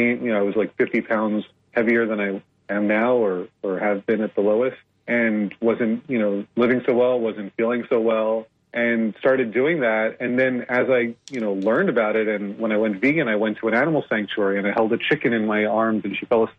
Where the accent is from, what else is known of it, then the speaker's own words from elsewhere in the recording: New Jersey, United States; I grew up in the East Coast of New Jersey, like in the U.S., mostly New Jersey